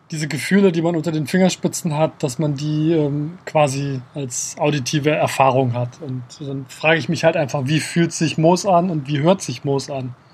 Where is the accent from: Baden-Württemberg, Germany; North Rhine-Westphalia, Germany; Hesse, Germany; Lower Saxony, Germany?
Hesse, Germany; Kassel; Ich bin in Kassel aufgewachsen, direkt, äh, also außerhalb von Kassel, in der Nähe von einem Wald